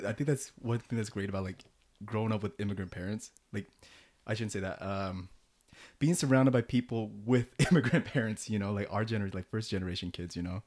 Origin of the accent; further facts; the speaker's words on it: United States; despite being born and raised in America